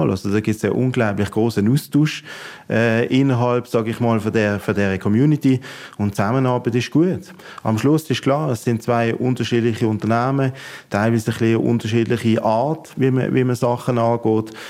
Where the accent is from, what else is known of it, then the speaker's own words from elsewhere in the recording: Basel-Landschaft, Switzerland; ich bin ja hier in der Region aufgewachsen